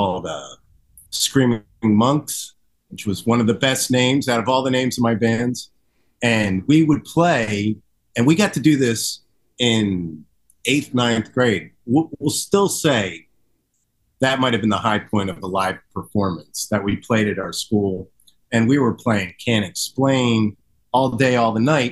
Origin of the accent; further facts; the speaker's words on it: Horsham, Pennsylvania, United States; also born or lived in Philadelphia; now in Havertown, United States; I grew up in Horsham